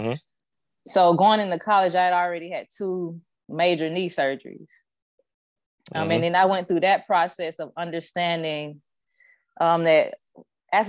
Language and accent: English; Tallahassee, Florida, United States; I'm from Tallahassee, Florida